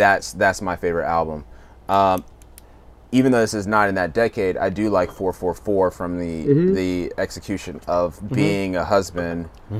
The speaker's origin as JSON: {"language": "English", "region": "the South", "country": "United States", "tie": "born or raised there", "said": "I grew up in the South"}